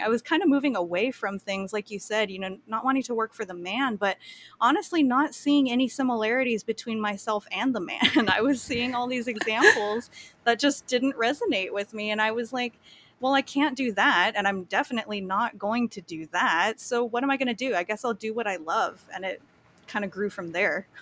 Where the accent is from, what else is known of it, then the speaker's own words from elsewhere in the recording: Kauai, Hawaii, United States; I grew up on Kauai